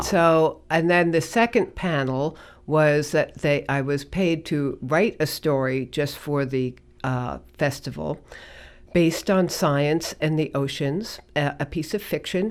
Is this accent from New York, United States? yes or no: yes; New York City, New York, United States; moved away as an adult; also born or lived in Colorado; now in Gloucester, United States; I was born in the Bronx, grew up in New York